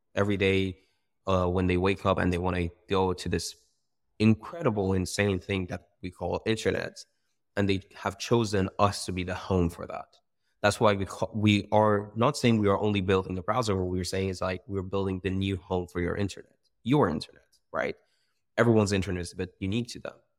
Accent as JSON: {"language": "English", "country": "Iran", "tie": "born or raised there", "moved": "as an adult", "lives_now": "United Kingdom", "said": "I come from Iran. I was born and raised there"}